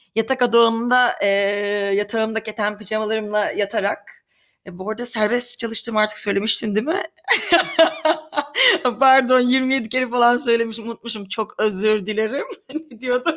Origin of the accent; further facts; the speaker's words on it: Karabük, Karabük Province, Turkey; Ben Karabük'te beyaz floresan ışıklı bir lojman dairesinde büyüdüm